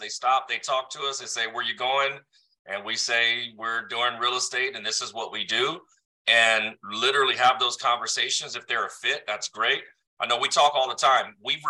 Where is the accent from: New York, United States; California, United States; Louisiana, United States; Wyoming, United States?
California, United States; San Diego; I'm from San Diego.